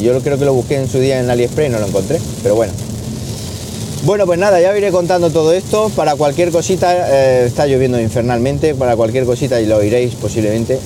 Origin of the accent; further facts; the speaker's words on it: Siles, Andalusia, Spain; moved away; Siles, que ya sabéis que es mi pueblo y San Roque mi patrón